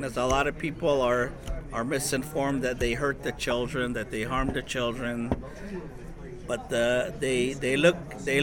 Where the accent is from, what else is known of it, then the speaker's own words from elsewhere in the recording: Second Mesa, Arizona, United States; I'm from Seka Mesa. I'm a member of the Hopi tribe